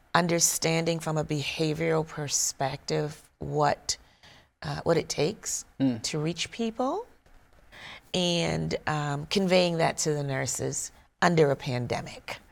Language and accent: English; South Carolina, United States; moved away; also born or lived in Georgia; I'm from South Carolina